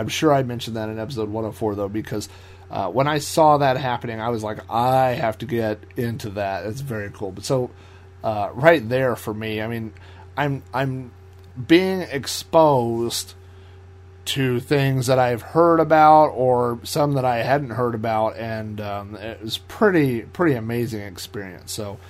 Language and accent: English; Oklahoma, United States; obviously you had people from Denver, I was from Oklahoma, Texas.